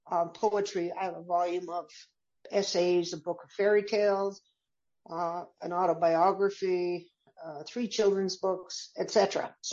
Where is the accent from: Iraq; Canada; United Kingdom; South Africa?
Canada; so I'm a Canadian and um, I've re- been raised with a lot of tolerance for other um, differences in outlook and lifestyle.